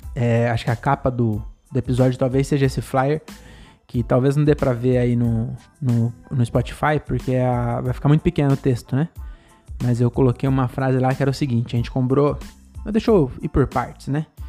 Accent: Francisco Morato, São Paulo, Brazil; Francisco Morato, minha cidade, não é minha cidade natal, porque eu nasci em São Paulo, mas eu mudei para Morato com 11 meses

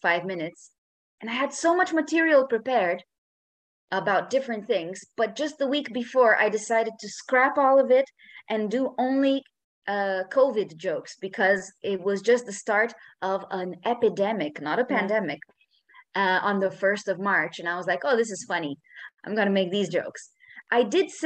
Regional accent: Romania; moved away as an adult; now in Barcelona, Spain; I am Romanian. I've been living in Barcelona

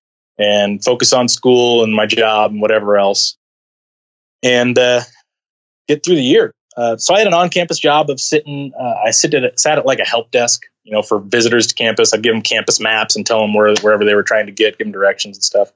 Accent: California, United States; moved away as an adult; I head back to California

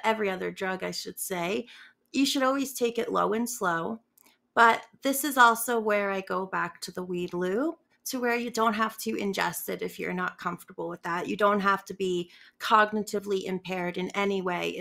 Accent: North Carolina, United States; moved away as an adult; now in Denver, United States; So I'm from North Carolina, and where I lived, like I said, was the rural South

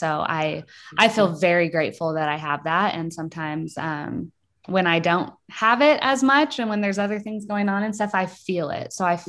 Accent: Springfield, Missouri, United States; I grew up in Springfield, so pretty close to Lockwood where Megan grew up. And I had a really pretty wonderful childhood, really.

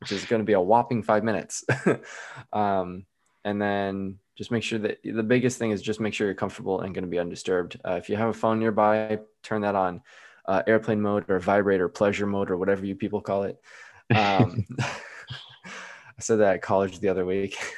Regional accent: Midwest, United States; I'm from the Midwest

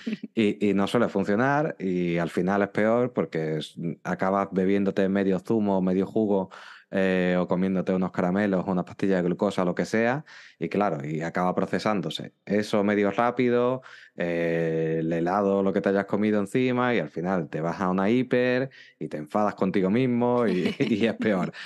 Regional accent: Málaga, Andalusia, Spain; yo soy de España y concretamente soy de, Andalucía y de la ciudad de Málaga

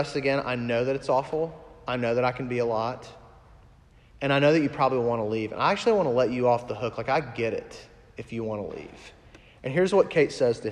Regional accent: Huntsville, Alabama, United States; moved away; I just officiated actually my first wedding in Alabama, in my hometown, Huntsville.

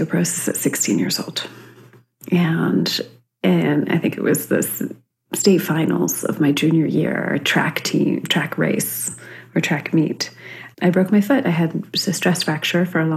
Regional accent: Central California, United States; I was growing up in Central California, very conservative area

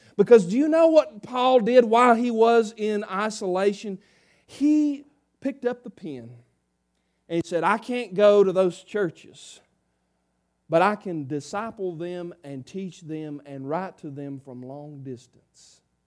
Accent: South Harmony, United States; I'm a redneck from South Harmony

